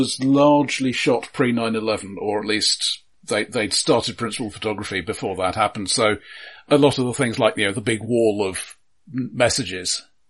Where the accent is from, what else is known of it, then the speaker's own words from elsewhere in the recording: London, United Kingdom; I grew up in London.